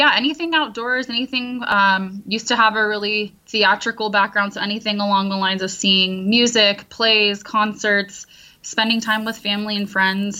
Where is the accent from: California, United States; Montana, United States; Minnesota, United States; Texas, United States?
California, United States; San Diego; also born or lived in Midwest; now in Orange County, United States; I am from Southern California, San Diego